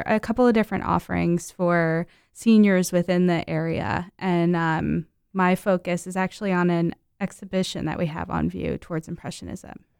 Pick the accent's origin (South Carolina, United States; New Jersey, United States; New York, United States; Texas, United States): New Jersey, United States; Mount Olive; moved away; I grew up in New Jersey